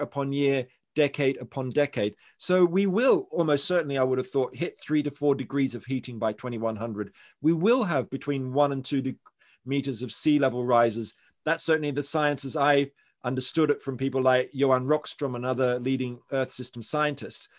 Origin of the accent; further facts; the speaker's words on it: Australia; I'm from Australia